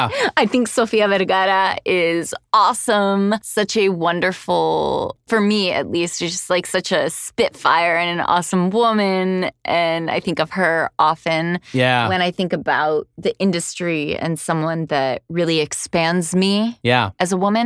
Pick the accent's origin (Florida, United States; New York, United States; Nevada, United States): Florida, United States; Miami; Yeah, I grew up in Miami.